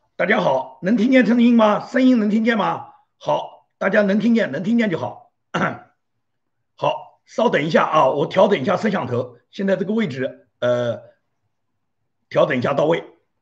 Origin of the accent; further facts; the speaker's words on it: China; 按照我们中国人讲